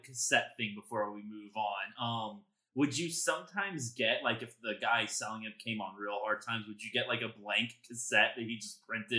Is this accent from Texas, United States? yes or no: yes; Dallas, Texas, United States; I was from Dallas.